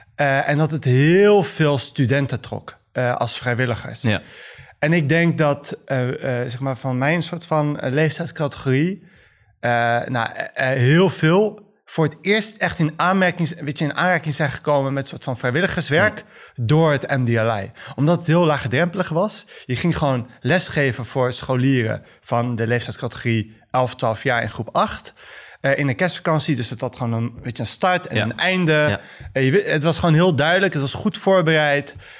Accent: The Hague, South Holland, Netherlands; Ik ben ehm, gewoon geboren en opgegroeid in Den Haag, zoals vele Marokkaanse Nederlanders en moslims

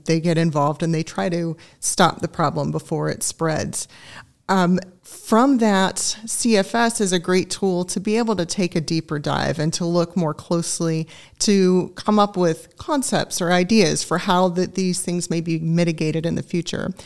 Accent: Augusta, Georgia, United States; also born or lived in Greenville, South Carolina; now in Griffin, United States; I grew up in Augusta, Georgia. I'm a native of the state

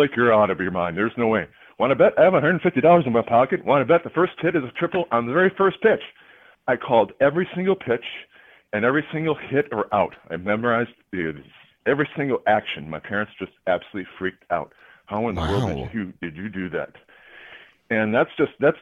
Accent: Minnesota, United States; I'm from Minnesota

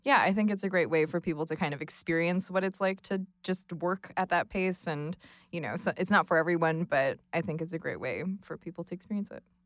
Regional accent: Los Angeles, California, United States; now in Brooklyn, United States; I am based in Brooklyn, but I'm originally from Los Angeles

